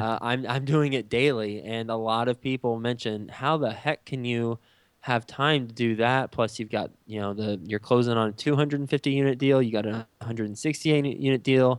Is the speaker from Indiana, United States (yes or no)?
no; Texas, United States; moved away as an adult; also born or lived in New York City; now in Cincinnati, United States; I'm from Texas. I grew up in Texas